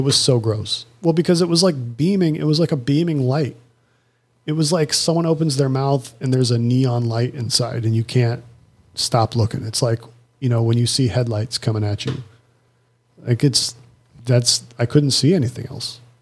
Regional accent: United States; I'm American

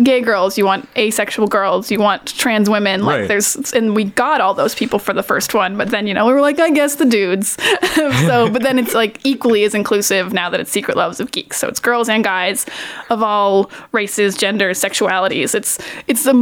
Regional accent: Miramichi, New Brunswick, Canada; I am from a small town called Miramichi in New Brunswick

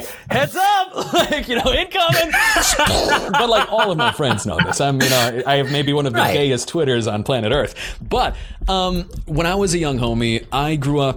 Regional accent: Long Island, New York, United States; I grew up on Long Island

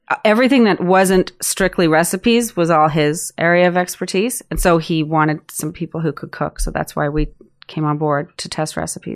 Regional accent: Prince Edward Island, Canada; moved away as an adult; also born or lived in Alert Bay, British Columbia / Vancouver / Austin; now in Toronto, Canada; I grew up in Prince Edward Island, and then moved to Vancouver after high school

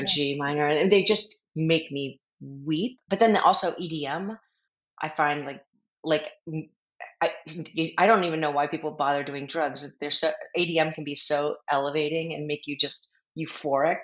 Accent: Philadelphia, Pennsylvania, United States; I grew up in Philly

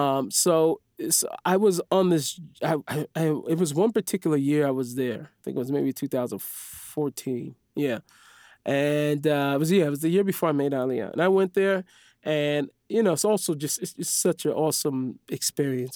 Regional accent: Seattle, Washington, United States; moved away as an adult; now in Israel; I grew up in the Jewish neighborhood

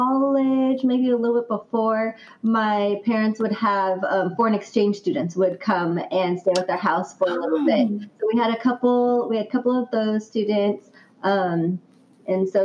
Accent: Southern California, United States; also born or lived in Utah; Both of us were born and raised in Southern California and grew up there

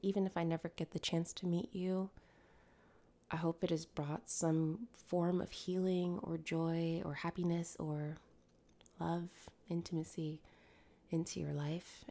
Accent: Connecticut, United States; I grew up in Connecticut

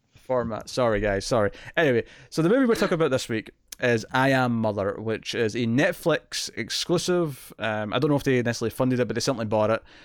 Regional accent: Scotland, United Kingdom; I'm Scottish

